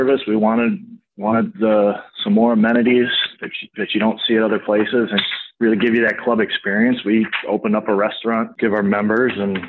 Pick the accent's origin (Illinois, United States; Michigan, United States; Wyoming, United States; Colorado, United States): Illinois, United States; Lake Forest; born or raised there